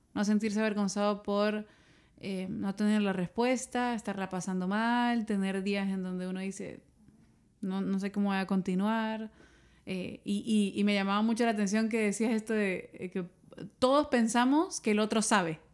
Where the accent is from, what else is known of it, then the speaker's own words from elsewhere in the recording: El Salvador; moved away; me tocó hacerlo en mi país